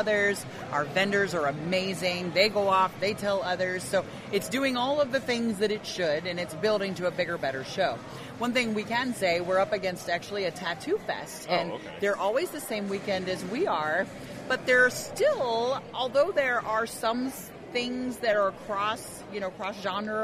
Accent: Knoxville, Tennessee, United States; We love Knoxville. We're from Knoxville. We live here

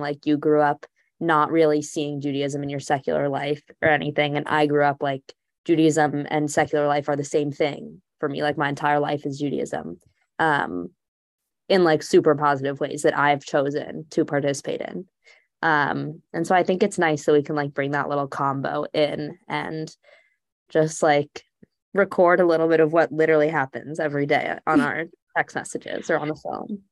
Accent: Texas, United States; now in Allentown, United States; I'm from Texas

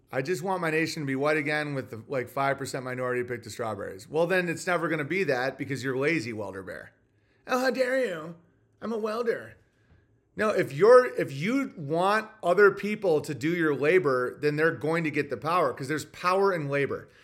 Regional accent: United States; as an American

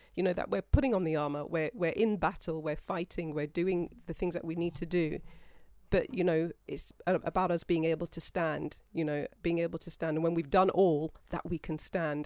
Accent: United Kingdom; being British

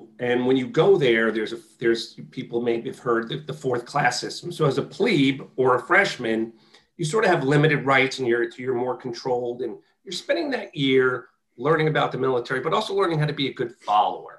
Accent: White Plains, New York, United States; I grew up in White Plains, New York

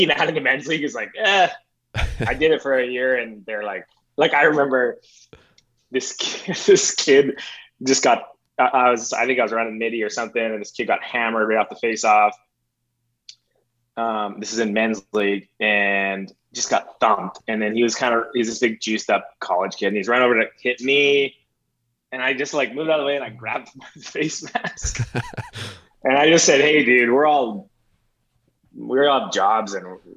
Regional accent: Calgary, Alberta, Canada; I grew up in Calgary, so we had the Roughnecks

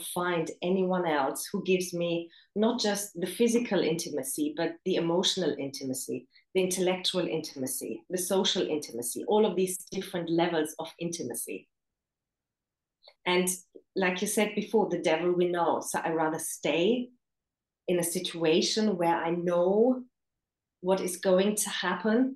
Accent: Germany; also born or lived in Romania / England; now in China; I was born in Romania. I grew up in Germany.

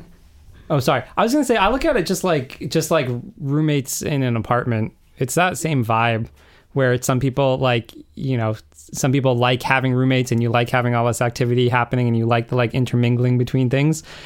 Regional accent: Western Massachusetts, United States; moved away as an adult; now in Charlestown, United States; I grew up out in Western Mass in the middle of the woods.

